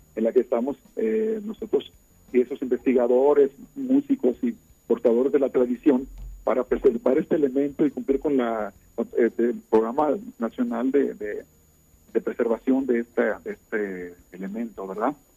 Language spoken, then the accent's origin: Spanish; Mexico